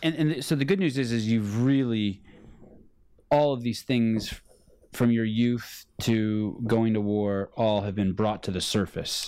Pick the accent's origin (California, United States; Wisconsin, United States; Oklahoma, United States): California, United States; I was from California